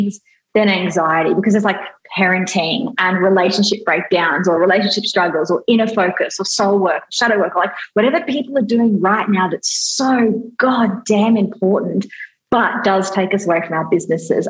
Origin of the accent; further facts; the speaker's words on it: Australia; I'm Australian